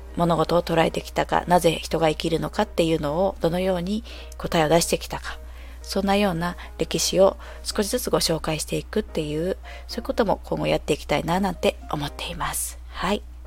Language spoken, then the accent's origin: Japanese; Japan; 私はずっと生まれ育ちが日本で、で、まあ、田舎のとある町で